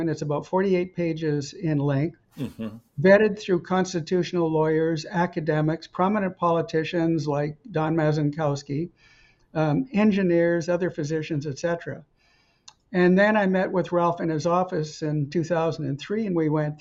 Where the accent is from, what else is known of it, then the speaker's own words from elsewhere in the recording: Edmonton, Alberta, Canada; also born or lived in Camrose, Alberta / Montreal / Stanford, California; I was born in Camrose, raised in Edmonton